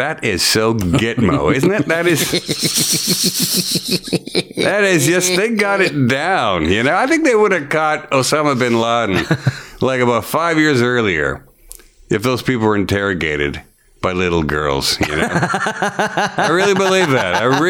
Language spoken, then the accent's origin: English; Edmonton, Alberta, Canada; also born or lived in Moose Jaw, Saskatchewan; I pretty much grew up in Edmonton, though.